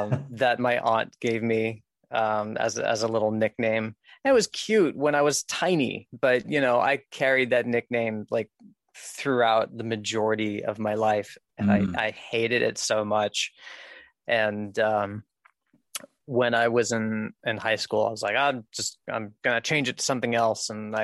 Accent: Rhinebeck, New York, United States; born there; So I was born in Rhinebeck, New York, in 1989.

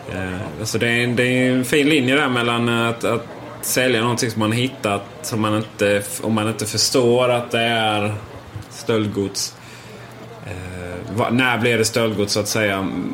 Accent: Sweden; vi svenskar

